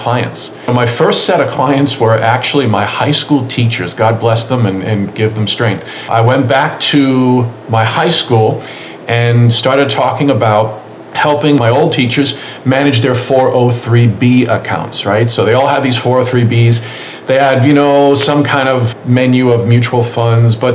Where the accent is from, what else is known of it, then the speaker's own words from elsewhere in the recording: New York City, New York, United States; born and raised in New York City